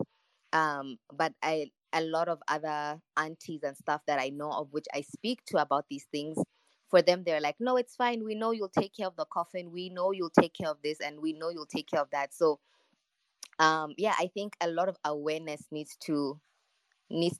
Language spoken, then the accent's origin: English; Botswana; I grew up in Botswana with my parents.